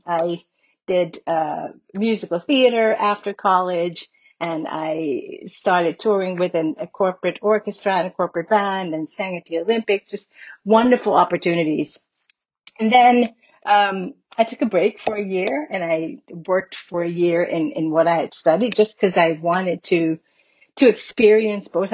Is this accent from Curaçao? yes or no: yes; Curaçao; I was born and raised in Curacao, which is the Dutch Caribbean island